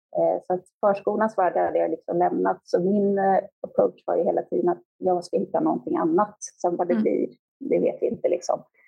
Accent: Stockholm, Stockholm County, Sweden; moved away as an adult; also born or lived in Växjö; jag är född och uppvuxen i Stockholm

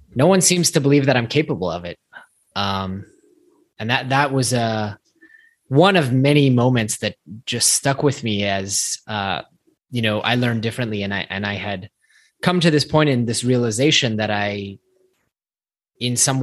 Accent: Silicon Valley, California, United States; growing up in Silicon Valley

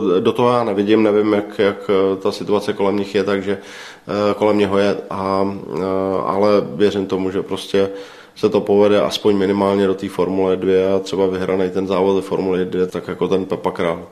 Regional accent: Czechia; my jako Češi

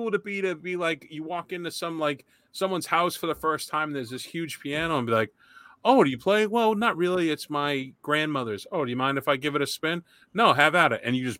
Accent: Boston, Massachusetts, United States; I was from Boston.

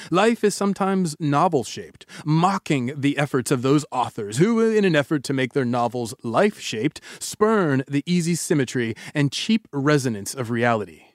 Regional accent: the South, United States; I was born in the South

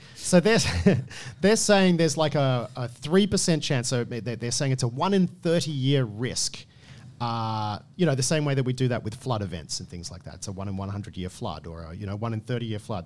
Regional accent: Australia; as an Australian

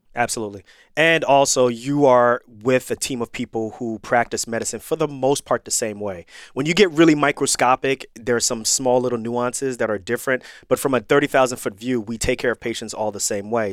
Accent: Irvington, New Jersey, United States; moved away; also born or lived in New York / Missouri / Pennsylvania / Florida; I grew up in Irvington, New Jersey

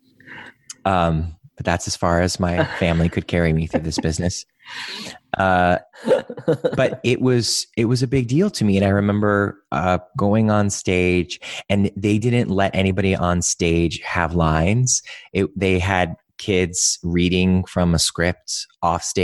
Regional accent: Cleveland, Ohio, United States; moved away; I grew up in Cleveland, not too far from where you guys are

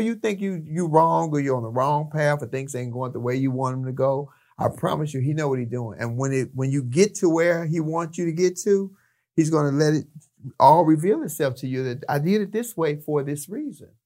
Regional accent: Chicago, Illinois, United States; moved away as an adult; also born or lived in Long Beach, California; now in Los Angeles, United States; I'm from the city of Chicago. I'm from Chicago.

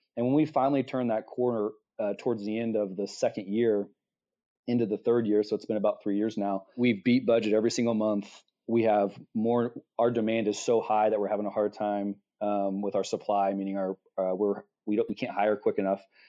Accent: Midwest, United States; I'm from the Midwest, born and raised

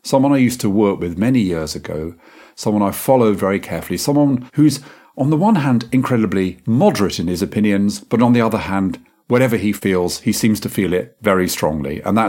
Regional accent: London, United Kingdom; also born or lived in Yorkshire; I had a kind of association with Yorkshire, and most of my life I've spent in London. So what am I? I'm a Londoner

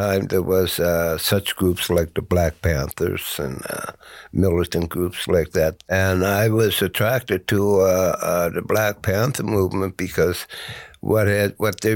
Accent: Halifax, Nova Scotia, Canada; I was from Africville

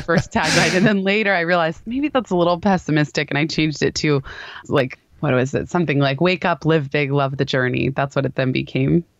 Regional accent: Palo Alto, California, United States; the company happened to be in my hometown of Palo Alto.

